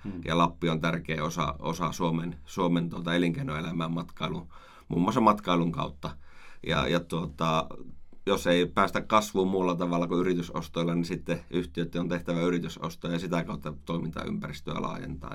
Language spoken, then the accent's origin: Finnish; Oulu, North Ostrobothnia, Finland; also born or lived in Rovaniemi; now in Oulu, Finland; Olen syntynyt Oulussa, joo, kyllä. Eli sieltä kotoisin.